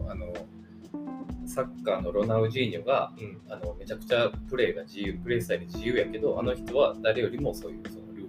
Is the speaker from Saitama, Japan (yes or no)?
no; Ashiya, Hyogo, Japan; now in Kobe, Japan; もともと僕はアジアなんですよ、出身